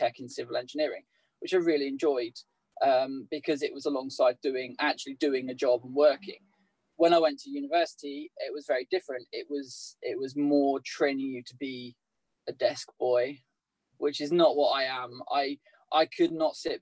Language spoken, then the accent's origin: English; Southampton, South East England, United Kingdom; moved away as an adult; also born or lived in Leeds; now in Derby, United Kingdom; I grew up in Southampton, which was an interesting place to live, by the beach